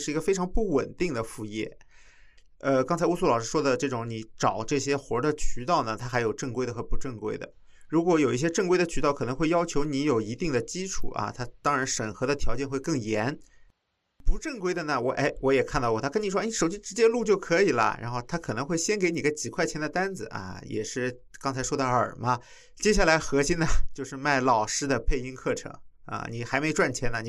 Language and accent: Chinese; Guangdong, China; 你怎么听得出来我是广东人的？